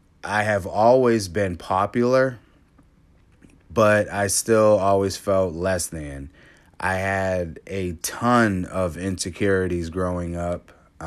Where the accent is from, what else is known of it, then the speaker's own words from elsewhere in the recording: Cape Cod, Massachusetts, United States; Growing up in Cape Cod, I was the only black kid in my class till about sixth grade.